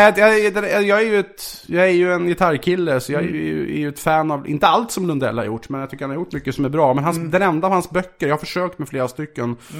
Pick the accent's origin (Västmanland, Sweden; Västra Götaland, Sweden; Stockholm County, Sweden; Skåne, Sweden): Stockholm County, Sweden; Vaxholm; Jag kom från Vaxholm, villaförort